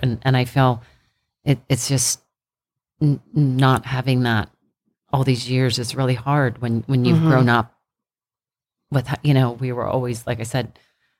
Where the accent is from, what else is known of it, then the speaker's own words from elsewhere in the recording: Annapolis, Maryland, United States; we grew up in Annapolis, but we got stationed at the Naval Academy when we were really little.